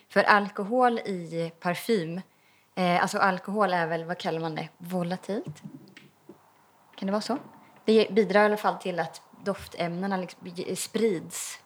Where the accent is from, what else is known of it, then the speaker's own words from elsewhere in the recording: eastern Värmland, Sweden; jag kommer ju från östra Värmland. Det är ju granskog